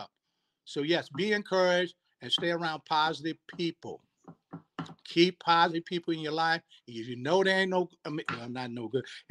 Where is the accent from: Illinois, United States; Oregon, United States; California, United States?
California, United States; Sacramento; I'm from Sacramento, born and bred